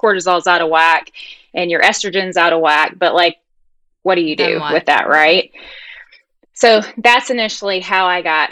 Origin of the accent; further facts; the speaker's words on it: United States; accent: country; now in Charlotte, United States; My little country accent. So I live right outside Charlotte